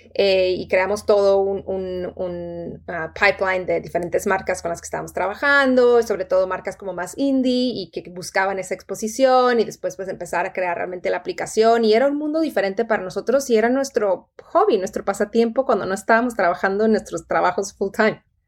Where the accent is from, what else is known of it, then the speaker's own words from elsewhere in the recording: Tijuana, Baja California, Mexico; moved away as an adult; also born or lived in Monterrey; yo crecí en Tijuana toda, toda mi, vida eh, de, niña y de adolescente hasta que me fui a los casi 18 años para estudiar en, Monterrey